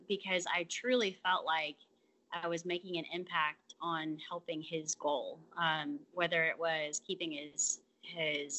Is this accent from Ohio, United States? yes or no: no; Atlanta, Georgia, United States; now in Marion, United States; I'm originally from Atlanta, but I live in Marion, Alabama